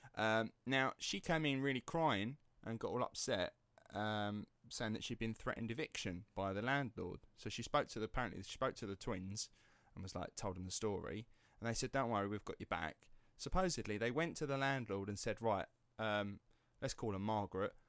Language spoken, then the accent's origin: English; Basildon, East of England, United Kingdom; accent: estuary; my hometown, Basildon